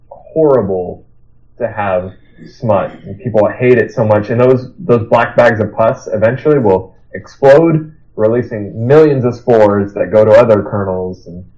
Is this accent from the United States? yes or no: yes; Nebraska, United States; now in Iowa, United States; we're all from Nebraska, or I live in Iowa now.